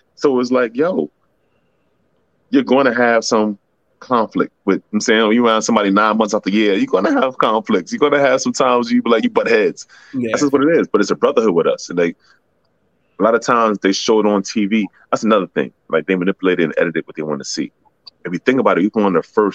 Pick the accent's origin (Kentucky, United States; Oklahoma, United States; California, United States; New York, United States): New York, United States; New York City; I'm a kid from Parkchester